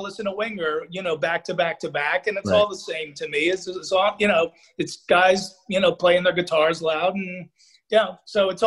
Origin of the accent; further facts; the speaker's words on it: New Jersey, United States; I grew up mainly in Jersey